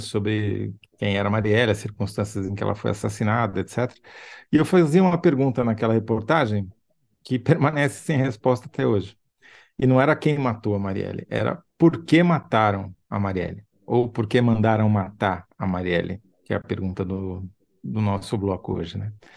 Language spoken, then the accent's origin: Portuguese; São Paulo, Brazil; also born or lived in Rio de Janeiro; como bom paulista que eu era